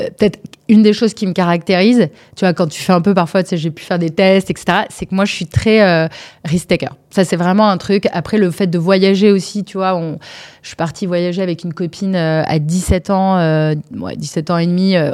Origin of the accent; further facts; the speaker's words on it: Bordeaux, Nouvelle-Aquitaine, France; also born or lived in Paris; Moi, je suis bordelaise. Ok. et peut-être Paris, c'est la ville où j'ai vécu le plus longtemps, on va dire.